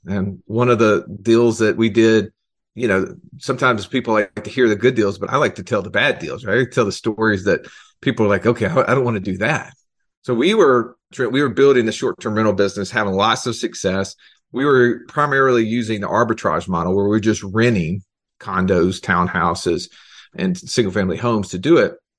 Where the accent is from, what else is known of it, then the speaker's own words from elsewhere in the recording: Alabama, United States; I'm from Alabama